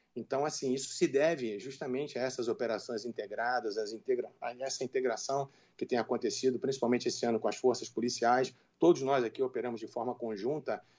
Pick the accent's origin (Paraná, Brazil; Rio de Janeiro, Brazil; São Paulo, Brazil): Rio de Janeiro, Brazil; now in Minas Gerais, Brazil; eu sou carioca, embora mais de 30 anos aqui em Minas